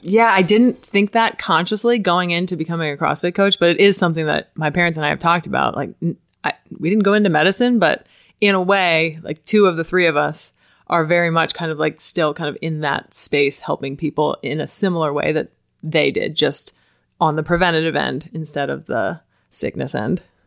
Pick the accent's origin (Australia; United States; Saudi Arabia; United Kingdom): United States; Ocala, Florida; I grew up here in Ocala